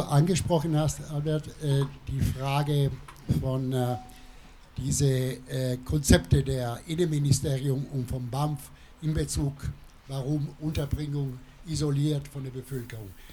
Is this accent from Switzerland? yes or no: no; Italy; German is a second language; now in Freiburg, Germany; ich selber als Italiener